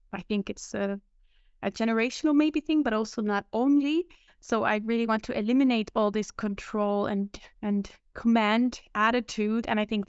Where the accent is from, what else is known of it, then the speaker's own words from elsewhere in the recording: Switzerland; moved away; So I'm originally from Switzerland, that's where I grew up, and worked my first years of my career.